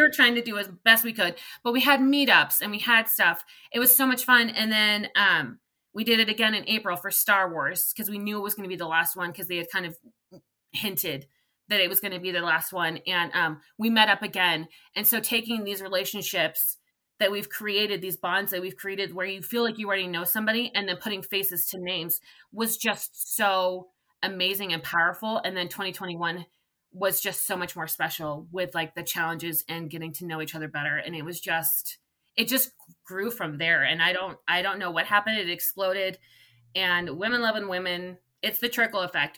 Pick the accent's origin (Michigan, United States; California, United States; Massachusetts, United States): California, United States; I'm from California